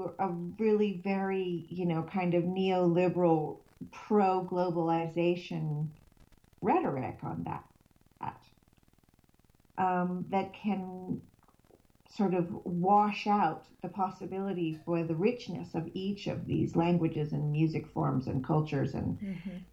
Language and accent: English; California, United States; now in Sweden; I grew up in California, and so my body knows that it's home when it's in California